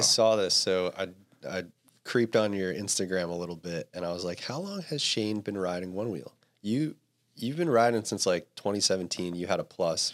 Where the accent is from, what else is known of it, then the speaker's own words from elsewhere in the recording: East Coast, United States; now in Santa Cruz, United States; I grew up on the East Coast